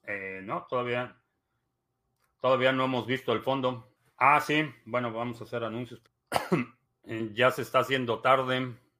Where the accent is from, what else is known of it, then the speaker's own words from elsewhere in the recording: Mexico; now in United States; Me considero mexicano atípico